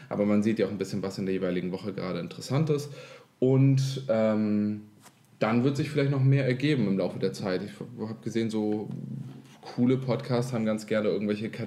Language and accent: German; Kiel, Schleswig-Holstein, Germany; yeah. wir kommen aus Kiel